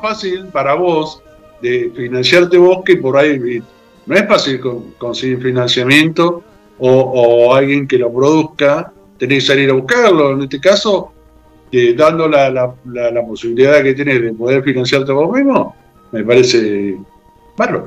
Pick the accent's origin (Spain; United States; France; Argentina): Argentina; los argentinos somos un poco